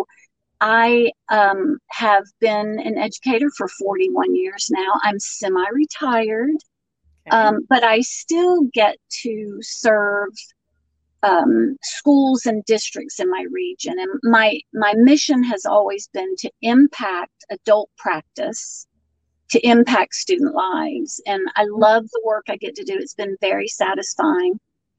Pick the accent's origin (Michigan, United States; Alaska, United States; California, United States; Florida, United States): Florida, United States; moved away as an adult; now in Acworth, United States; Well, I grew up in Florida, but moved to Georgia the day after I graduated high school. Now I live in Acworth, Georgia, which is about 30 minutes north of Atlanta.